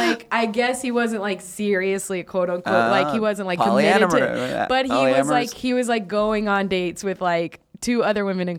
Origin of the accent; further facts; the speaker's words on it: South Carolina, United States; also born or lived in Athens, Georgia; I was born in Athens, Georgia. I like grew up in South Carolina.